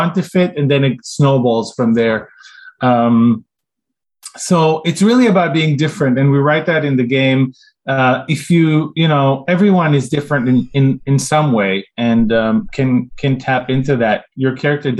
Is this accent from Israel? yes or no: yes; Israel; moved away as an adult; now in United States; When I grew up in Israel, we got a lot of like those Japanese-French combo shows in the 80s